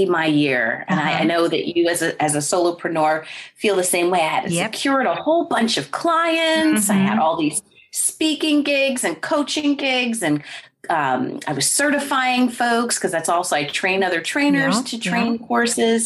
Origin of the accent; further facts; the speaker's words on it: New Jersey, United States; moved away as an adult; I was born and raised in New Jersey in the United States